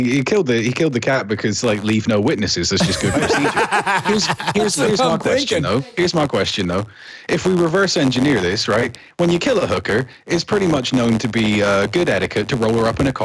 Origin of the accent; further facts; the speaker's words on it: Plymouth, South West England, United Kingdom; I grew up actually most of my life in Plymouth